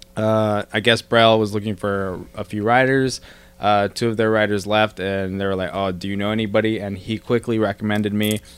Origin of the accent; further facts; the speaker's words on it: Bakersfield, California, United States; I'm from Bakersfield